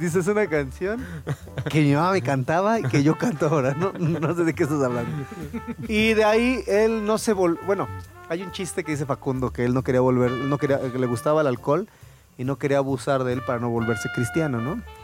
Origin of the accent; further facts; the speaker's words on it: Mexico; somos mexicanos y nos oyen el acento